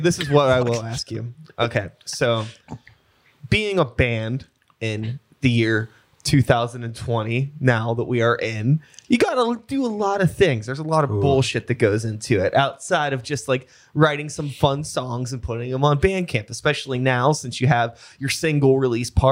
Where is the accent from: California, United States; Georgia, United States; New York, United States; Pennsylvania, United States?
Pennsylvania, United States; Wilkinsburg; also born or lived in Pittsburgh; I grew up in Wilkinsburg